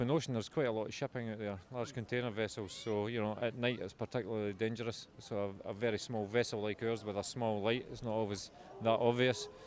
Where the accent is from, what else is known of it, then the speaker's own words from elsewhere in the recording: Scotland, United Kingdom; probably sit down and have a, a fish supper and a can of Irn-Bru, being a Scotsman.